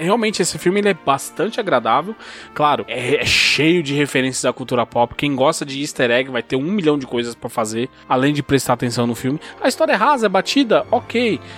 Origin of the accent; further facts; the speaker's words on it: Brazil; enquanto brasileiro